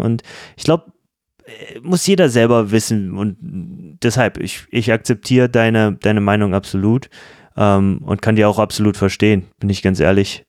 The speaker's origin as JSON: {"language": "German", "country": "Germany", "said": "als Deutsche"}